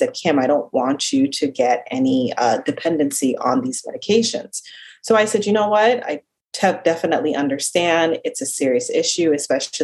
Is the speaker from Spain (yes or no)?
no; Jamaica; accent: slight Jamaican accent; also born or lived in South Central Florida; now in Florida, United States; I'm originally from Jamaica. So if you hear like a slight accent every now and then, that is my Jamaican